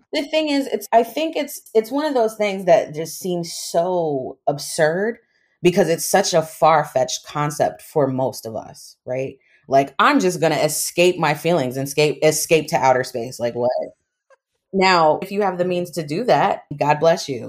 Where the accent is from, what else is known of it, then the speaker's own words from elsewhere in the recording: United States; also born or lived in Trinidad and Tobago; I grew up in the States. I'm American, my mom's American